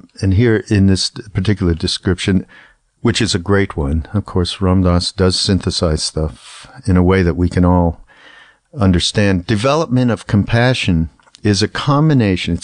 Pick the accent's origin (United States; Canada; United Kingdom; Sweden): Canada; moved away; I'm from Canada, which is a very apolitical place